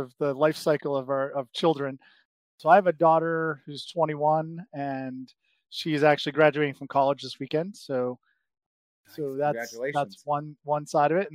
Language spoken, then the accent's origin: English; Brockton, Massachusetts, United States; I grew up outside of Boston, in a city called Brockton.